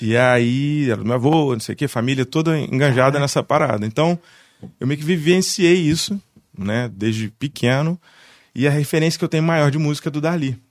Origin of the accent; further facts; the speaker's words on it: Barra do Piraí, Rio de Janeiro, Brazil; now in Vassouras, Brazil; Eu sou barrense. Sim, sim. É nasci em Barra, fui morar no Rio, morei justo Fora, morei seis anos no Rio, aí voltei, fiquei um ano em Barra